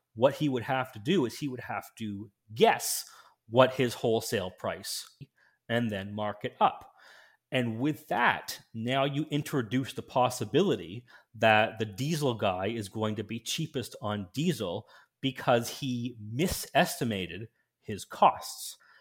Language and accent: English; Canada; in my home country of Canada